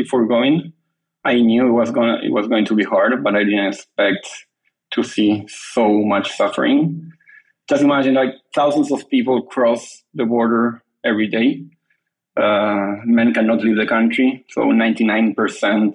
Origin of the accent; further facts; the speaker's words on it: Argentina; moved away as an adult; now in London, United Kingdom; I'm originally from Argentina, but I have been living in London the last 2 years.